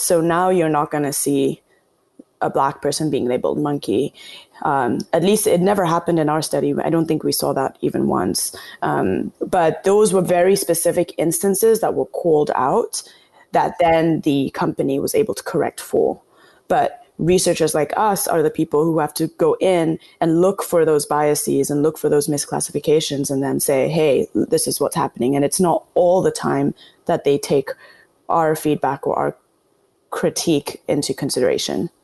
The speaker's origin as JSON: {"language": "English", "country": "Kenya", "tie": "born or raised there", "moved": "yes", "lives_now": "United States", "said": "growing up in Kenya, but once I moved to the US"}